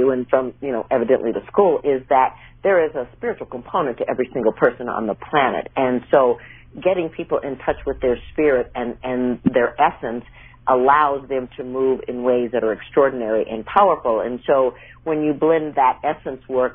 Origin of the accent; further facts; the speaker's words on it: Minnesota, United States; moved away; also born or lived in New York / California; I grew up in Minnesota